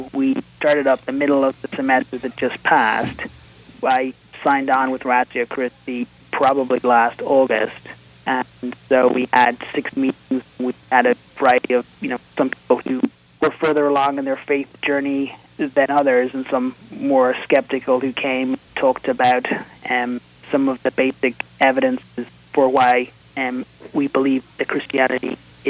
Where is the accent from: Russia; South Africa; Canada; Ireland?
Ireland; Dublin, Leinster; moved away as an adult; now in Buffalo, United States; I am Irish. The accent, I'm told, hasn't traveled as well. I was born in Dublin, Ireland. I lived there until 2001 when I was about 25.